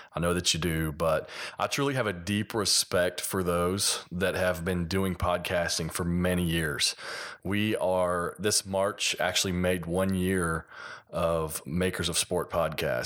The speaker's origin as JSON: {"language": "English", "region": "Kentucky", "country": "United States", "accent": "hillbilly", "said": "I'm from Kentucky, so a little bit of my, uh, hillbilly accent"}